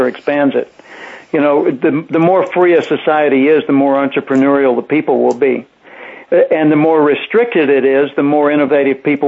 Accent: Little Rock, Arkansas, United States; I was playing and singing in clubs in my hometown of Little Rock, Arkansas

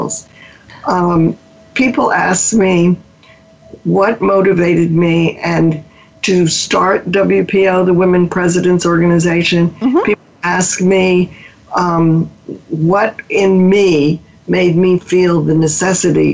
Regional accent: Mobile, Alabama, United States; moved away as an adult; also born or lived in New Orleans, Louisiana; I grew up in Mobile, Alabama

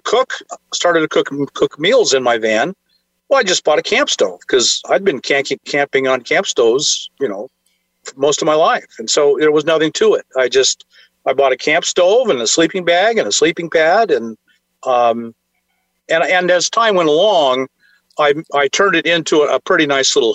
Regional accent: Alaska, United States; moved away; when I grew up in Alaska

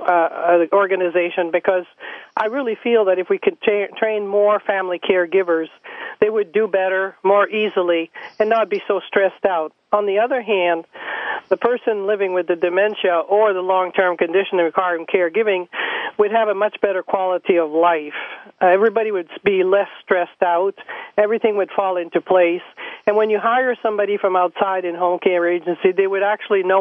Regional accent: Canada; moved away as an adult; now in Mapleton, United States; I was born in Canada. I'm French-Canadian, and I came into the United States in 1977 or 78

